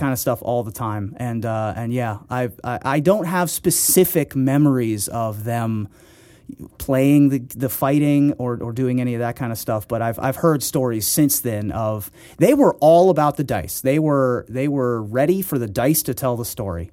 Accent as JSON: {"language": "English", "region": "Ohio", "country": "United States", "tie": "born or raised there", "also_born_or_lived": "Washington, D.C.", "said": "I was born in Washington, D C, and then we moved to Ohio"}